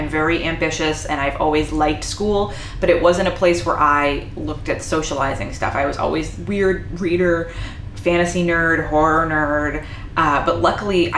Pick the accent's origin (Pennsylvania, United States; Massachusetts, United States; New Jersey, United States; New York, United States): Massachusetts, United States; Haverhill; I grew up in a place called Haverhill, Massachusetts